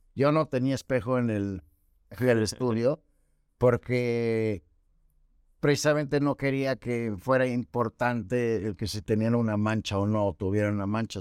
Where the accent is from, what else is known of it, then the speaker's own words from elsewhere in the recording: Mexico City, Mexico; moved away as an adult; now in Mérida, Mexico; llevo 17 años viviendo en Mérida, pues vengo de la Ciudad de México